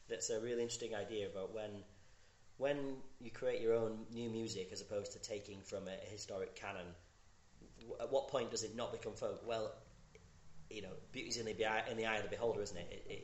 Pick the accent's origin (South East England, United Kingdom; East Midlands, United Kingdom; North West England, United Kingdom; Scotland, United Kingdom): Scotland, United Kingdom; when you're growing up in Scotland especially, you're immersed in folk music or those traditional tunes